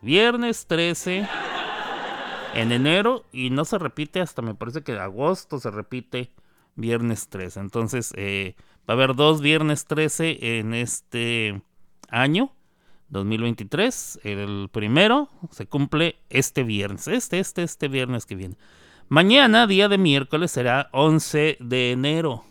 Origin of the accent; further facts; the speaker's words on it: Mexico; en mi país, en México